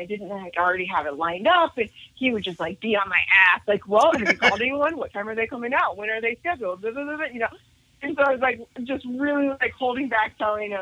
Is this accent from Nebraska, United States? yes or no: yes; Nebraska, United States; also born or lived in Denver, Colorado; now in Jacksonville Beach, United States; I'm originally from Nebraska.